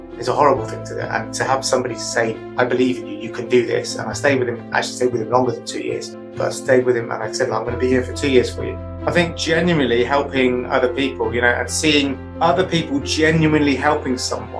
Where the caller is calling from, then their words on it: Chippenham, South West England, United Kingdom; I am in the West Country in Wiltshire in a little town called Chippenham.